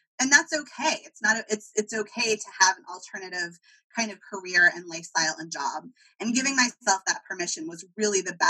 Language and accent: English; California, United States; I'm from California